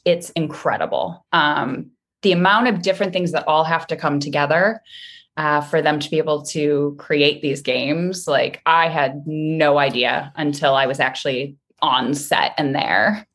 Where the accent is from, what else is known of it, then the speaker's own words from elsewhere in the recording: Midwest, United States; I'm from the Midwest